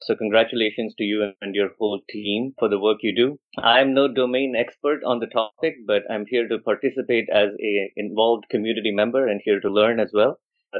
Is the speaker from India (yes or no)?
yes; Bhubaneswar, Odisha, India; moved away as an adult; now in Bay Area, United States; I'm a postdoctoral research fellow at Stanford Plastic Surgery. I grew up in Bhubaneswar, India, and I moved to the US about 10 years ago. I've been living in the Bay Area now for 4 years